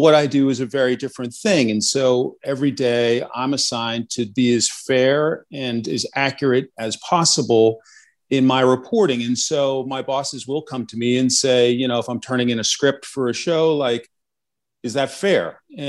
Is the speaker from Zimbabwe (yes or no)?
no; Westfield, New Jersey, United States; So I grew up in Westfield, New Jersey. Those familiar with the Garden State Parkway, exit 135.